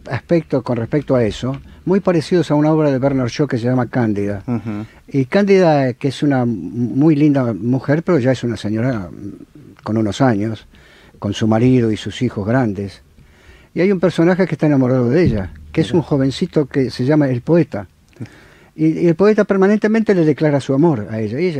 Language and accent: Spanish; Argentina; Y soy un argentino.